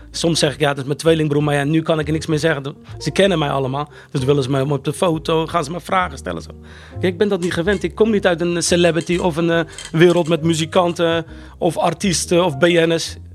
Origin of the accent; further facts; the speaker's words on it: Rotterdam, South Holland, Netherlands; born there; Ik ben geboren in Rotteknor, Rotterdam.